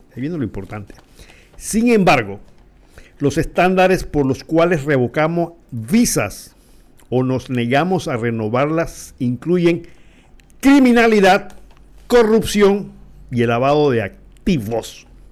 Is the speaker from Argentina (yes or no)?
no; Panama